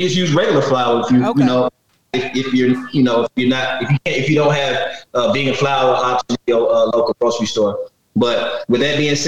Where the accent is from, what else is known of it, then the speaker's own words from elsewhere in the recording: the South, United States; I'm from the South, you know, I grew up going to church Sundays, Wednesdays